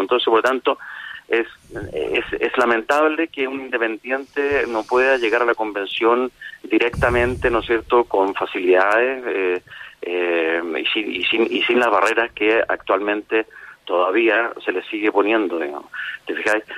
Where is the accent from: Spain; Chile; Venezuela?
Chile; nosotros como, como sociedad chilena